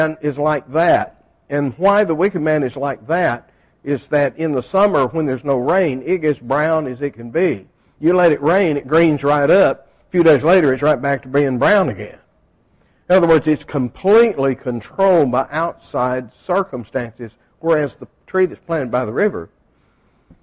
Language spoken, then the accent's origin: English; Texas, United States; moved away; when I grew up in Texas, the only trees we had, we didn't have the nice hardwoods like you have